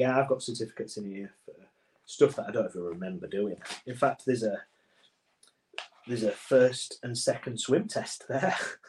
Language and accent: English; Goole, Yorkshire and the Humber, United Kingdom; also born or lived in Pontefract; I was born in Pontefract, which is close to where I was brought up, in a small town called Goole. Goole is a town with a port industry which trades goods with many other countries.